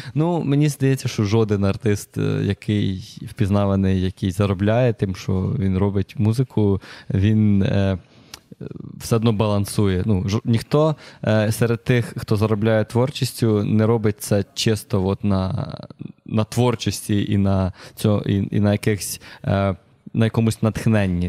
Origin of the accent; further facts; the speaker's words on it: Myronivka, Kyiv Oblast, Ukraine; now in Kyiv, Ukraine; Я взагалі з Київської області. Я з маленького містечка Миронівка, у нас там 13 тисяч населення. Угу. Супер непонтово собі ріс